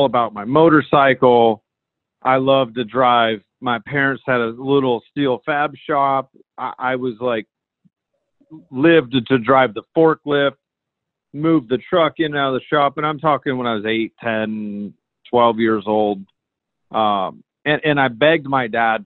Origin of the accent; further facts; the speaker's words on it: the Northwest, Pacific Northwest, United States; I grew up in the Northwest